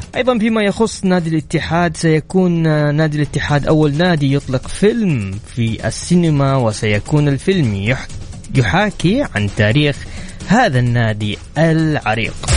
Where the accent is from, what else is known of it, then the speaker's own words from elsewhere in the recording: Mecca, Makkah Province, Saudi Arabia; انا اليوم واحد من ابناء مكه تربيت في مكه